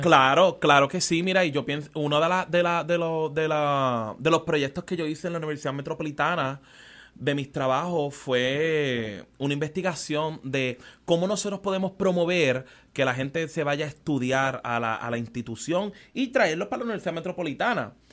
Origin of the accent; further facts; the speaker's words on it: San Juan, Puerto Rico; also born or lived in Trujillo Alto, Puerto Rico / United States; soy criado en Barrio Obrero